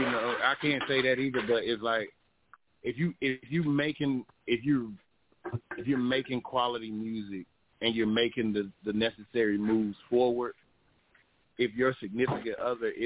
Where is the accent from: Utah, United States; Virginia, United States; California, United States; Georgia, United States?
Georgia, United States; Athens; moved away as an adult; also born or lived in Texas (Killeen); now in Augusta, United States; I'm originally from Athens, Georgia.